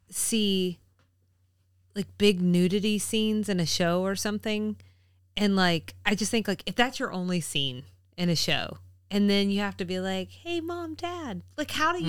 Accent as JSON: {"language": "English", "town": "Henry County", "country": "United States", "said": "from Henry County."}